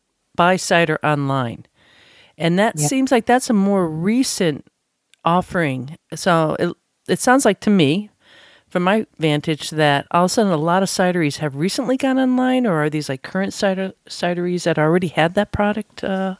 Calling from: East Coast, United States; Of course, I'm calling you from the East Coast, so how's it going out there?

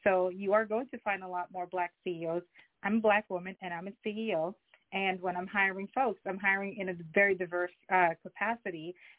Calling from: Westchester, New York, United States; I'm calling from Westchester.

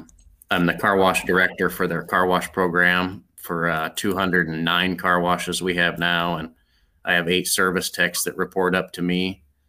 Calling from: Norwalk, Iowa, United States; So home base for me is in Norwalk, Iowa.

